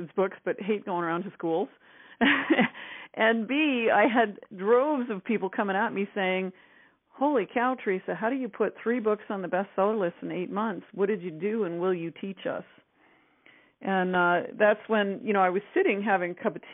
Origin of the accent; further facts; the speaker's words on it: Northern Ontario, Canada; I'm actually from Northern Canada. I'm a backwoods girl, Northern Ontario, actually. So, you know, I used to watch the mosquitoes hatch as a kid